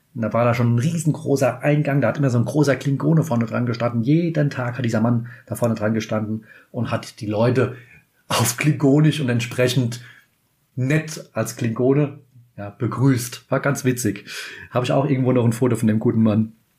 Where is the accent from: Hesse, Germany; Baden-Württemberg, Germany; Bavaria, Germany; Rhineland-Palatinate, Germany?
Rhineland-Palatinate, Germany; Kaiserslautern; ich komme aus Kaiserslautern.